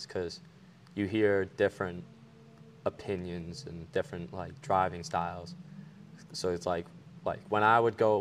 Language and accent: English; Long Island, New York, United States; We're from Long Island